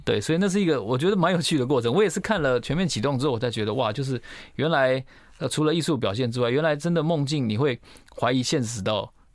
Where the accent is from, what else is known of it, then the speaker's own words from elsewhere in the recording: Taiwan; 那我们台湾人很喜欢去日本